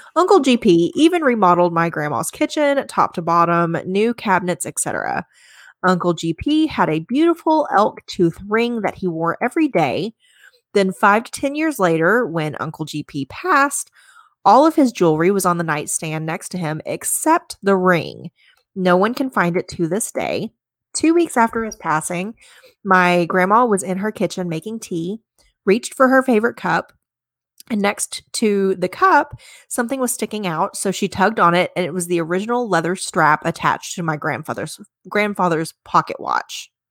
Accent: Arkansas, United States; growing up in Arkansas, clo-, so close to Hot Springs

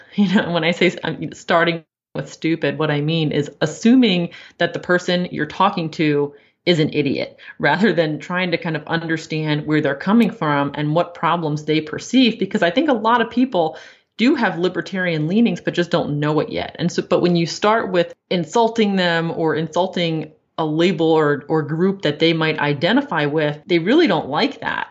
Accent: Maryland, United States; I grew up in Maryland, and that, that's what you do when you grow up in Maryland

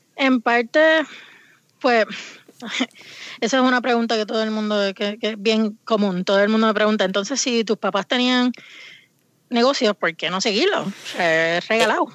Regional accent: Puerto Rico; moved away as an adult; now in Vermont, United States; yo me crié, nací en Puerto Rico y me mudé aquí a Estados Unidos cuando tenía 20 años

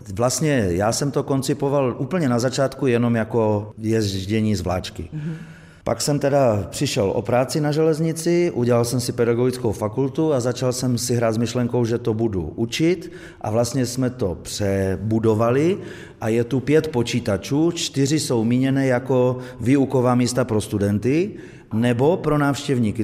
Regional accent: northern Bohemia, Czechia; moved away as an adult; now in Bohumín, Czech Republic; v severních Čechách, odkud pocházím

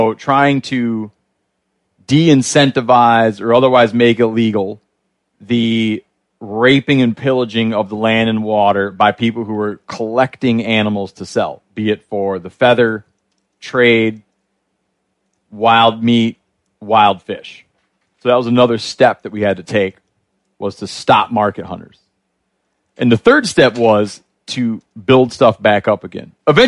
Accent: Great Lakes, United States; I think it, like where I grew up in the Great Lakes, the non-natives you don't want are getting almost as numerous as the non-natives people did want.

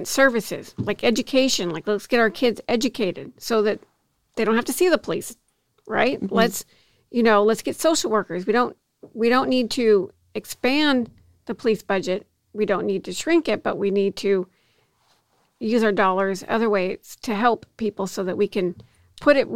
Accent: Bellevue, Washington, United States; moved away as an adult; also born or lived in Seattle, Washington; now in Salinas, United States; I grew up in Bellevue, Washington

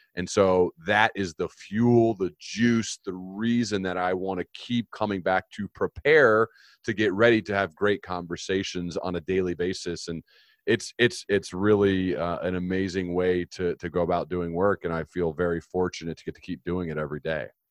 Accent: United States; I was born in the United States.

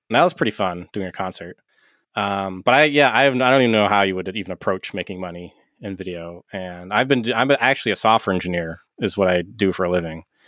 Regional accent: Kittery, Maine, United States; now in Lubec, United States; I'm from Kittery originally, which is the southernmost town in Maine before you get to New Hampshire

